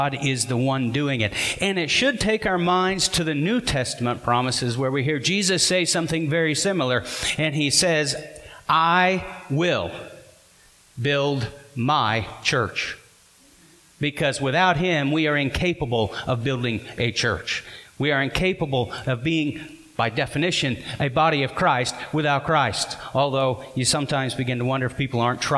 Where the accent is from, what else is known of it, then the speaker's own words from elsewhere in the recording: Arkansas, United States; we're from Arkansas